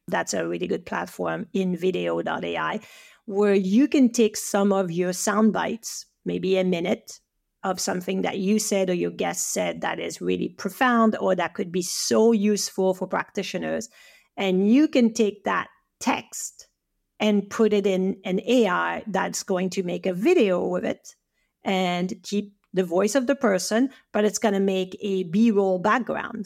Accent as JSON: {"language": "English", "region": "French Alps", "country": "France", "second_language": "English", "moved": "as an adult", "lives_now": "Canada", "said": "I'm from the French Alps"}